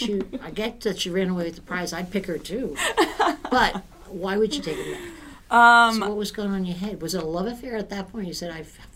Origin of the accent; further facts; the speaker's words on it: Ireland; I'm Irish.